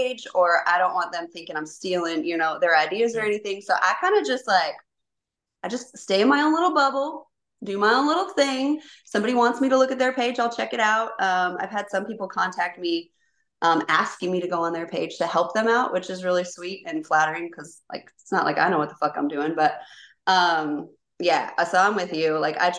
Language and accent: English; Kentucky, United States; I grew up in Kentucky for like most of my childhood. And so like I've been around, I've lived in like 13 states.